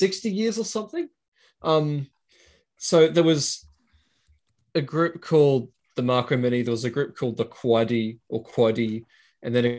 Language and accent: English; Australia; accent: Aussie; every Latin name I'm going to pronounce will sound like an Aussie name because of my accent